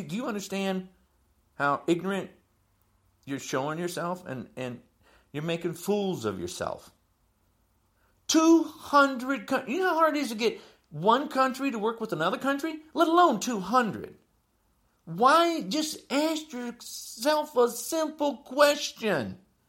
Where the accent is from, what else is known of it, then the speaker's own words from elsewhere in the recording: Illinois, United States; also born or lived in New Jersey; I'm from Illinois. There's wind turbines up. I'm from New Jersey, too.